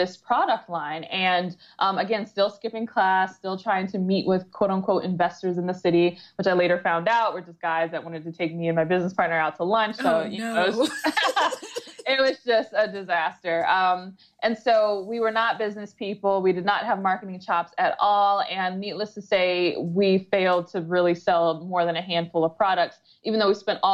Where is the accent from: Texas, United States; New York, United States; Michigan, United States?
Michigan, United States; Detroit; I grew up in the Metro Detroit area